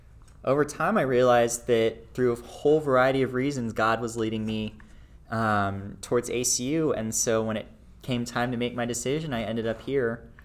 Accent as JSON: {"language": "English", "town": "Flower Mound", "region": "Texas", "country": "United States", "tie": "born or raised there", "said": "So I grew up in a little town outside of Dallas called Flower Mound, Texas. I was born and raised there"}